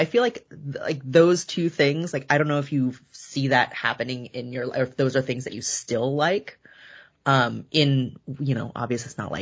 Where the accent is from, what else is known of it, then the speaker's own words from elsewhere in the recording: Bay Area, California, United States; also born or lived in Davis, California / Culver City, Los Angeles; I grew up in California. I've been in a couple different places, but California my whole life. Bay Area, born and then raised